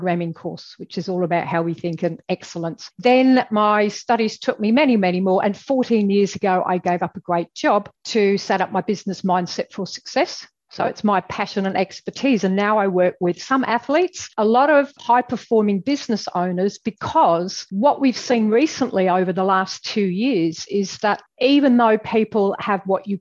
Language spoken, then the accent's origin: English; England, United Kingdom; moved away as an adult; now in Australia; I'm originally from England, as you'll probably gather by my accent.